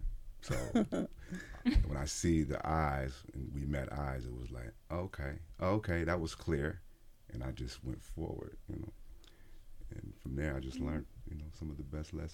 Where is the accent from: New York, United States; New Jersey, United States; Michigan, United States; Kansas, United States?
Michigan, United States; Detroit; moved away; also born or lived in Erie, Pennsylvania; I was born in Pennsylvania, Erie, Pennsylvania, but I was raised in Detroit